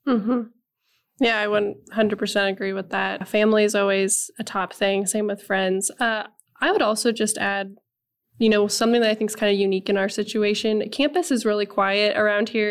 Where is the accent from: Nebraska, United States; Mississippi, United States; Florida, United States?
Nebraska, United States; moved away; I am originally from Nebraska